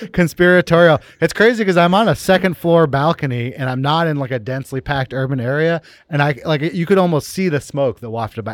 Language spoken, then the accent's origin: English; Berkeley, California, United States; moved away; I'm from here. I'm from Berkeley, California, but I haven't been back, uh, much over the last couple of years